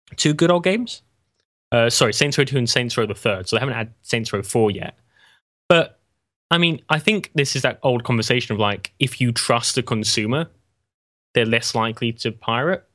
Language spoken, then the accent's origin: English; England, United Kingdom; I'm English